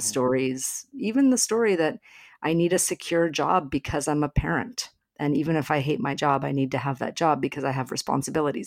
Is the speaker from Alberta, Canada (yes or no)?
yes; Alberta, Canada; moved away; I'm from Alberta originally